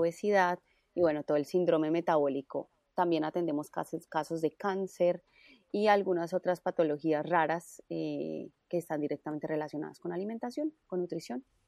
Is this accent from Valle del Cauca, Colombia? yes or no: yes; Cali, Valle del Cauca, Colombia; also born or lived in Bogotá; y soy caleña, entonces volví a, Cali